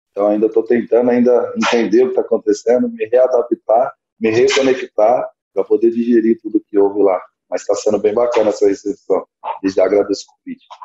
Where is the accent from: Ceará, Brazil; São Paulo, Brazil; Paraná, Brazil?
São Paulo, Brazil; Orlândia; eu sou de Orlândia, uma cidadezinha bem pequena aqui do interior de São Paulo também